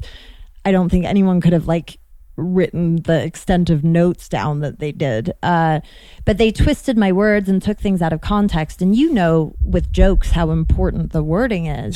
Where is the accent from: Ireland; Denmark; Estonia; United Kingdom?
United Kingdom; London; moved away; also born or lived in Chicago; I grew up in London